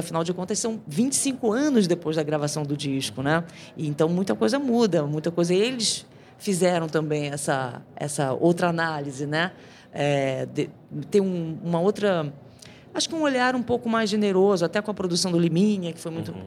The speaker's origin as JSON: {"language": "Portuguese", "region": "Rio de Janeiro", "country": "Brazil", "also_born_or_lived": "São Paulo", "moved": "yes", "said": "eu sou carioca"}